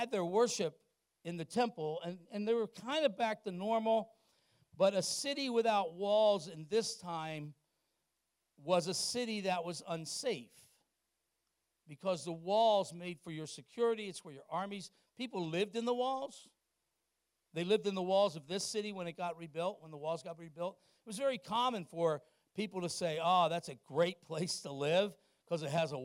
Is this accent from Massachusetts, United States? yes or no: no; Wilmington, Delaware, United States; They closed the interstate in my hometown. Interstate 95 goes straight up the east coast. In Wilmington, Delaware